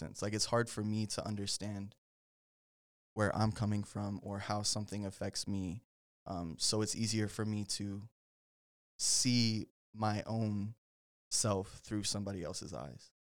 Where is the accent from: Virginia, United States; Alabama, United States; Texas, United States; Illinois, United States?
Texas, United States; Denton; I'm originally from Denton, um, which if you don't know where Denton is, it's about, what, like, thirty, forty minutes